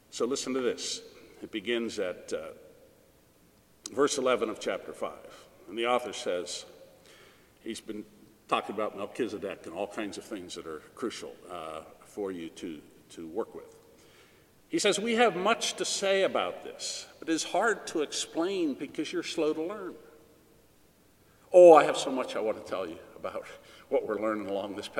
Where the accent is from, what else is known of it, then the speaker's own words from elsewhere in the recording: Colorado, United States; I was born out in Colorado and grew up there